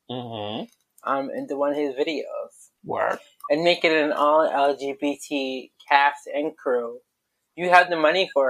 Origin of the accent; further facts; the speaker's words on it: Maine, United States; now in New York City, United States; I'm a New England girl. I'm sorry. I'm literally a New England girl. I'm from Maine.